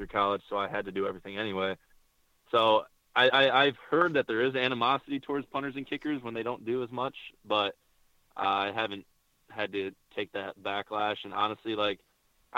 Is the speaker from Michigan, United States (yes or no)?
yes; Michigan, United States; I'm from Michigan